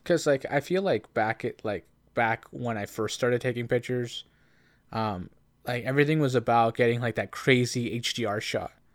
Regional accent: Canada; as a Canadian Latino

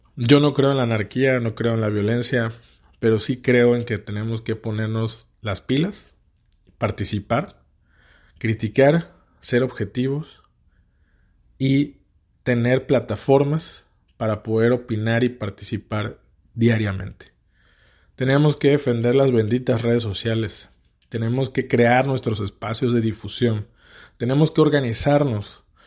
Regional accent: Tabasco, Mexico; nací en Tabasco y tengo 33 años

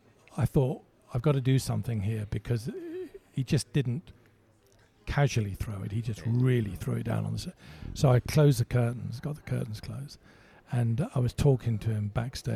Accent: Malta; born there; moved away; So, but I was born in Malta, and so I qualified by birthright, if you like, to represent them in the Commonwealth Games

